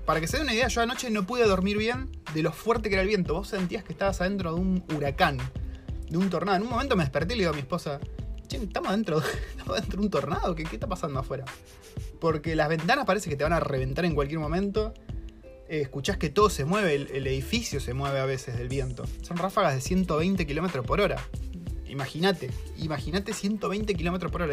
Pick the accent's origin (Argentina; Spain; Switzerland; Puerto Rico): Argentina; now in New Zealand; Soy un argentino